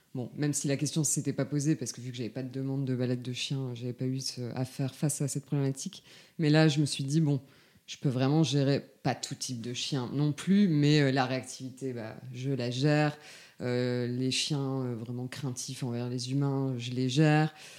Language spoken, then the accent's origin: French; Lille, Hauts-de-France, France; moved away as an adult; now in Lyon, France; moi je suis originaire euh, de Lille. J'ai déménagé à Lyon en 2015. Euh, donc voilà, j'ai passé tout, euh, toute mon enfance et mon adolescence dans le Nord.